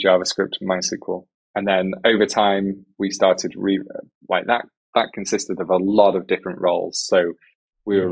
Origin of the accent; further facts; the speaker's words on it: England, United Kingdom; accent: British English; first language English; I'm English from United Kingdom, so it's British English